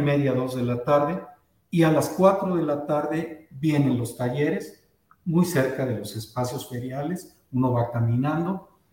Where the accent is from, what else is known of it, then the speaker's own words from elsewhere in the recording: Guadalajara, Jalisco, Mexico; a los que nacimos en Guadalajara, nos dicen tapatíos